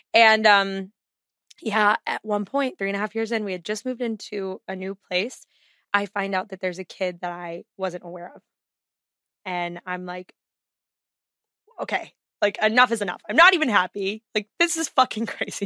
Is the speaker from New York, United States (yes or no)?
no; Texas, United States; also born or lived in Chicago area, Illinois; I have rejected my Texas roots